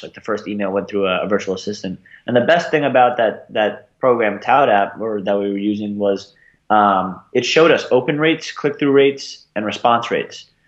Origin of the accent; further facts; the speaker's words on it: Long Island, New York, United States; moved away as an adult; also born or lived in Arizona; I'm from Sasa, Long Island, uh, about 40 minutes outside of Manhattan on Long Island, uh, a little bit outside of Queens. Was there until I was 18